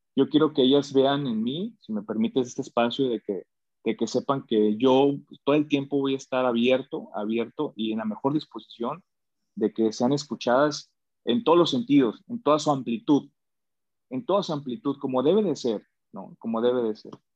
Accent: Mexico; soy mexicano

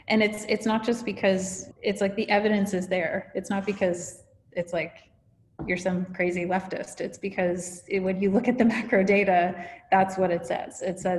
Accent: Canada; born there; I'm actually Canadian by birth, but I've lived around the world.

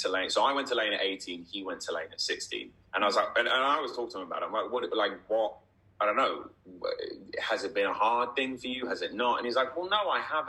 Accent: Dubai, United Arab Emirates; now in United Kingdom; when I was growing up in Dubai

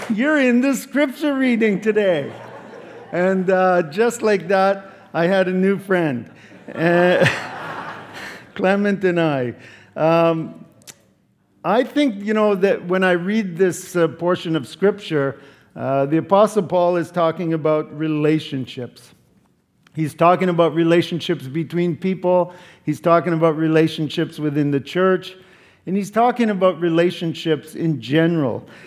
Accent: Canada; I'm from Canada

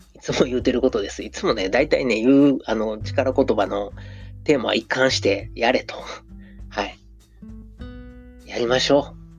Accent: Osaka, Japan; accent: Osaka dialect; 僕が大阪弁で読んでも

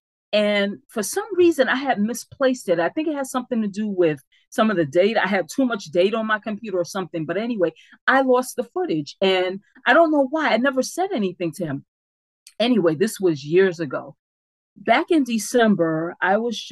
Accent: New York City, New York, United States; In the area where we grew up in the Bronx, our public housing development is called Bronx River.

